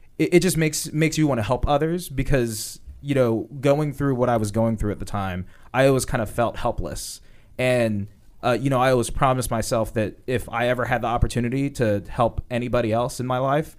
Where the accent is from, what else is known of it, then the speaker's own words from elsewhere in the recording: Woodbridge, Virginia, United States; Woodbridge, Virginia.